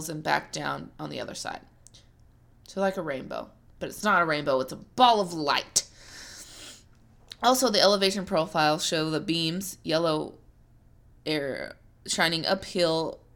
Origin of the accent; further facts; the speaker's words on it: Missouri, United States; I'm from Missouri